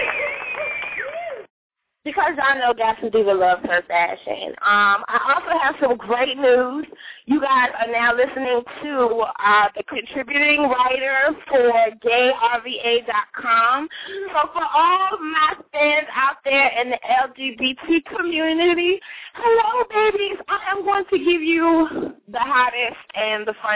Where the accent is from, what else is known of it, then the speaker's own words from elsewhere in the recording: New York City, New York, United States; now in Virginia, United States; I don't come from Virginia, okay? I come from New York. I'm from Queens. Far Rockaway